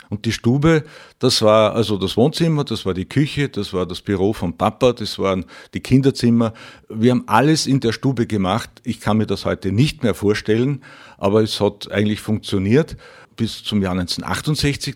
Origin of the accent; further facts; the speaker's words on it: Reichenau im Mühlkreis, Upper Austria, Austria; Ich komme aus Reichenau im Mühlkreis, Viele werden den Ort kennen, Stickel nördlich von Linz.